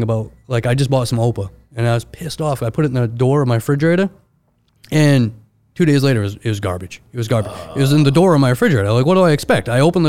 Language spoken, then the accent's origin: English; Maine, United States; You're from Ohio. I'm from Maine.